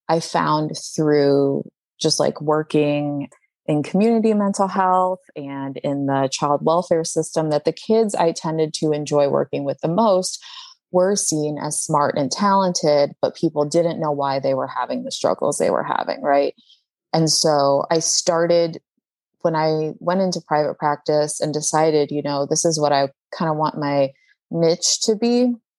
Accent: Chicago, Illinois, United States; I grew up in Chicago

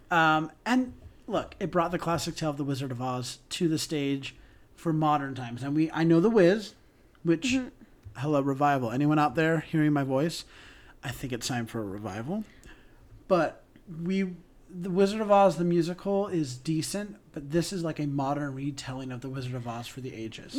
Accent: Salt Lake City, Utah, United States; I'm from Salt Lake City

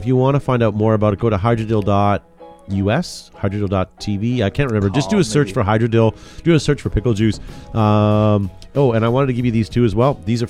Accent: Canada; I'm Canadian

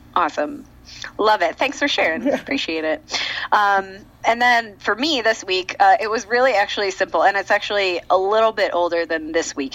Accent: United States; as an American, a black American

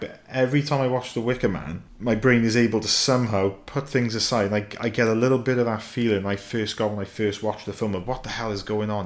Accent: United Kingdom; being a Brit

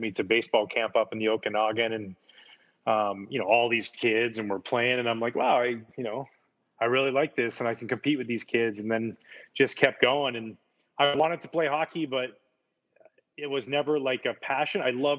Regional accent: Pacific Northwest, United States; I grew up in the Northwest, so we got a lot of Mariners games.

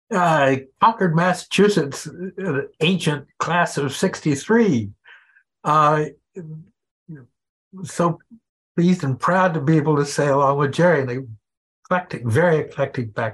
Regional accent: Japan; now in Harvard, United States; Um, and I grew up in Japan and have spent most of my life in uh, nonprofits having to do with cultural exchanges

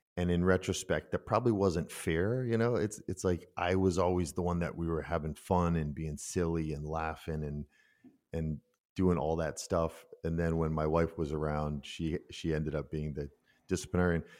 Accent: United States; moved away as an adult; also born or lived in Minden, Germany; now in Germany; I'm such an American in that world, but after fourteen years, I know everyone in that village

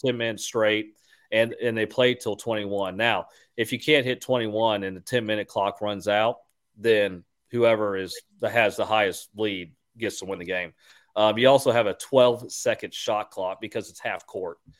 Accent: Houston, Texas, United States; I'm from Houston

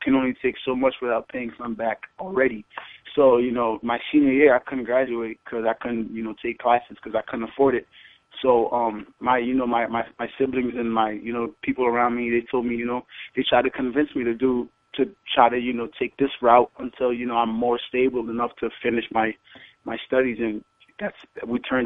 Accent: Danbury, Connecticut, United States; moved away as an adult; also born or lived in Haiti; now in Brooklyn, United States; I'm originated in Haiti, so, you know, I'm 100% Haitian, but I grew up majority of my, you know, young teen life up to high school in Danbury, Connecticut

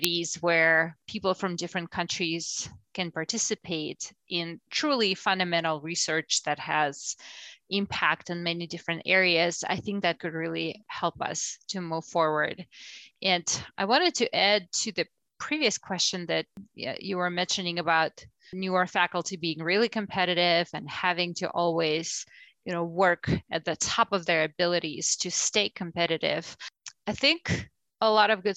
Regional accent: Russia; moved away as an adult; now in United States; I'm from Russia originally, so my academic career started there

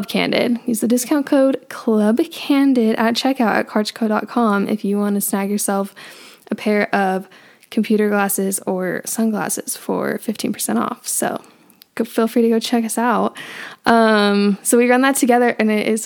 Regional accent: Northern Utah, United States; But I am from Northern Utah and I've been born and raised here

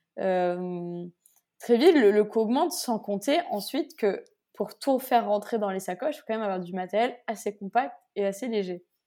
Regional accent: France; je viens de France

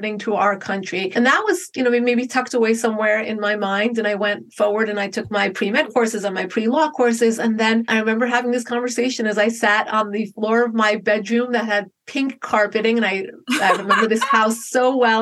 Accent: Paramus, New Jersey, United States; moved away as an adult; also born or lived in Manhattan, New York; now in Los Angeles, United States; I grew up in Bergen County, New Jersey. It's about 5 miles outside the city, and then later lived in Manhattan for a few years.

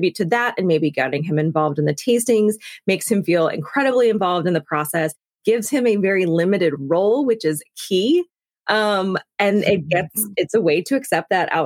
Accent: the South, United States; I grew up in the South, so saying thank you to people for like anything is really important

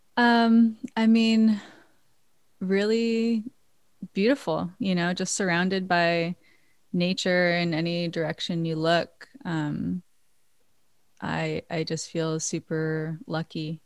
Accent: Maui, Hawaii, United States; now in New York, United States; I was born and raised in Hawaii

